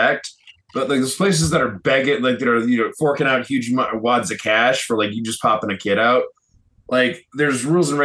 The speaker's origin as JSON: {"language": "English", "region": "Illinois", "country": "United States", "moved": "yes", "lives_now": "Japan", "said": "I'm from Illinois, like it's hella flat"}